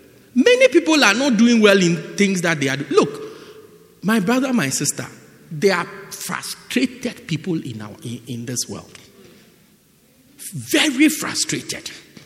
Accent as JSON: {"language": "English", "region": "England", "country": "United Kingdom", "tie": "born there", "said": "So then I was born in England."}